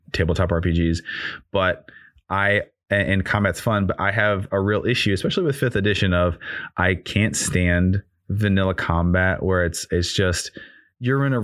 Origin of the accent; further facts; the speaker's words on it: Chicago, Illinois, United States; moved away; And we're both originally from Chicago. I don't live there anymore, but we're both originally from Chicago.